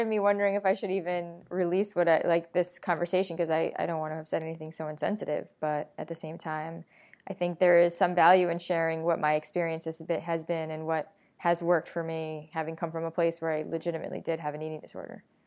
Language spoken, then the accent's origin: English; New York, United States; I'm a New Yorker.